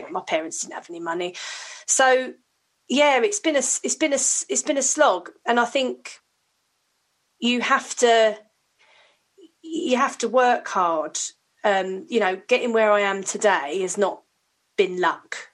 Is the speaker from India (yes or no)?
no; Hounslow, London, United Kingdom; I grew up in Hounslow in West London.